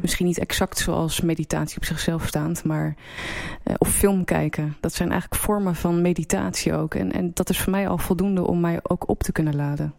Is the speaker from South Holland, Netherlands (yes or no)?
no; Apeldoorn, Gelderland, Netherlands; moved away as an adult; also born or lived in Antwerp / Amsterdam / Leeuwarden / Beijing; ik ben in Apeldoorn opgegroeid